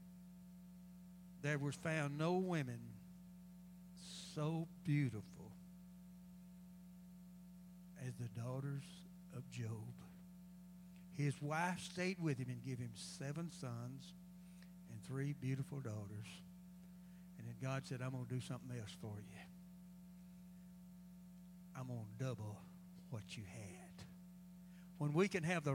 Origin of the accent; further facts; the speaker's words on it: United States; we as American people